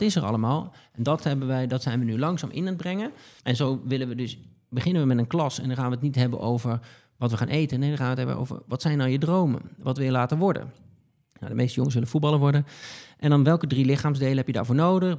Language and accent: Dutch; Betuwe, Gelderland, Netherlands; moved away as an adult; now in Haarlem, Netherlands; ik, kom uit de Betuwe